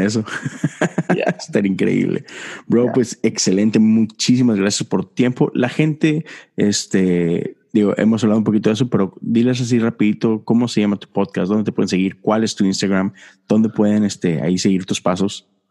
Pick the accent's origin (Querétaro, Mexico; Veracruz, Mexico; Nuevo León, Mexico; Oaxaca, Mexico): Nuevo León, Mexico; Monterrey; moved away; allá en mi tierra